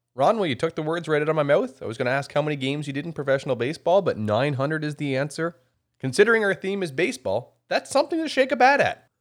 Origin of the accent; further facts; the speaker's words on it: the Miramichi, New Brunswick, Canada; I'm from the Miramichi